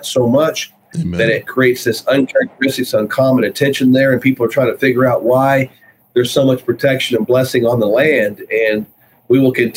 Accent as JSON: {"language": "English", "region": "Oklahoma", "country": "United States", "tie": "born or raised there", "said": "here in my home state where I am right now"}